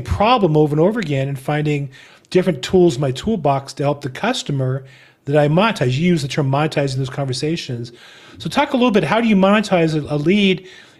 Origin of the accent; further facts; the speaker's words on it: California, United States; I'm from California